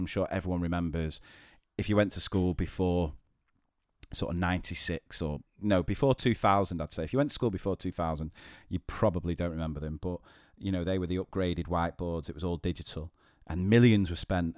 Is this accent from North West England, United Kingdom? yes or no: yes; Manchester, North West England, United Kingdom; I'm from Manchester